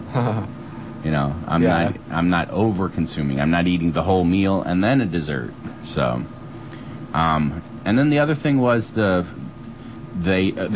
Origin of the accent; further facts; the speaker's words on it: United States; I'm an American.